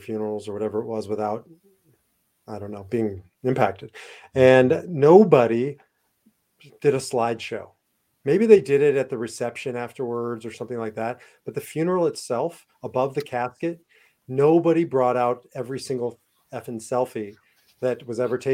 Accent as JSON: {"language": "English", "town": "Omaha", "region": "Nebraska", "country": "United States", "tie": "born or raised there", "said": "growing up in Omaha, Nebraska"}